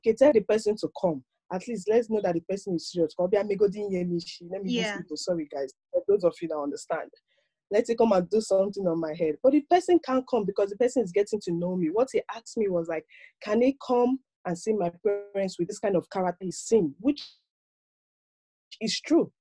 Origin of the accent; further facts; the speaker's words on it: Nigeria; moved away as an adult; now in Maryland, United States; I was born and brought up in Nigeria, but I base in the United States, Maryland, precisely